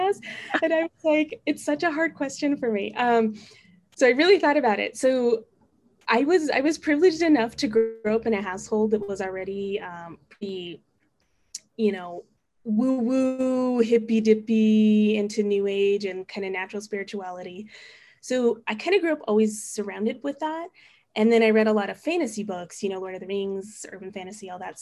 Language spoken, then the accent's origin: English; Albuquerque, New Mexico, United States; I am full-time faculty at a community college in Albuquerque, New Mexico. That's my hometown.